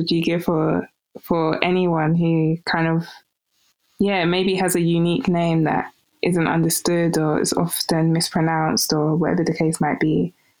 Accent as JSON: {"language": "English", "country": "United Kingdom", "tie": "born or raised there", "said": "even for me as a British-born Nigerian"}